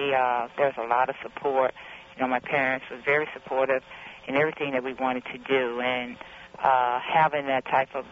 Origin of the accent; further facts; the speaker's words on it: East St. Louis, Illinois, United States; Growing up in East St. Louis, living across the street